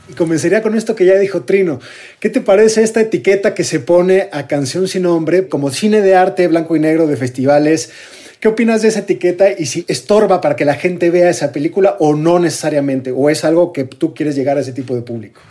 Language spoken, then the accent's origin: Spanish; Mexico; somos mexicanos